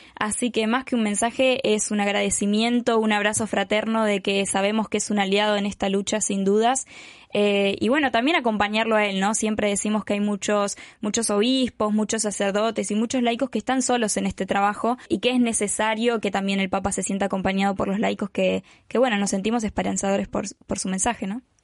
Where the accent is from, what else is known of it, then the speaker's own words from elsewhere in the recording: Patagonia, Argentina; Venimos desde Guatemala, en mi caso de Argentina